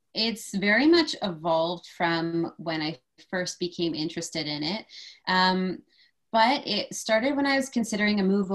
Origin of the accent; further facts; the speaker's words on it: London, Ontario, Canada; I was born and raised in London. I went to school here. I went to Western Kinesiology and Teachers College, and I have never left.